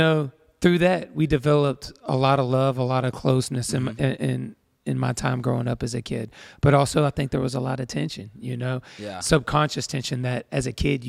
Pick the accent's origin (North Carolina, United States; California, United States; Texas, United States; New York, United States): Texas, United States; Tyler; now in Georgia; Yeah, I was born in Texas, in Tyler, Texas, and which is in East Texas.